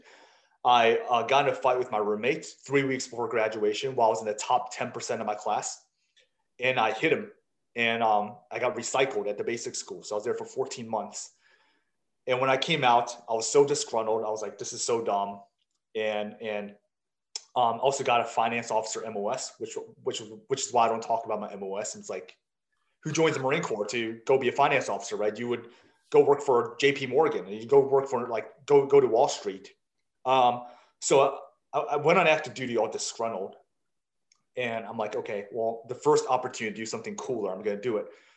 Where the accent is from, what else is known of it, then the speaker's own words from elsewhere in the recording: South Africa; also born or lived in Taiwan; now in United States; I was born in Taiwan, but I grew up in South Africa